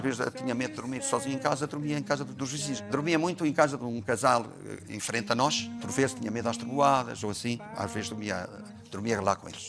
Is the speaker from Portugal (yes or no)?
yes; Douro, Portugal; Trabalhei nas vinhas do Douro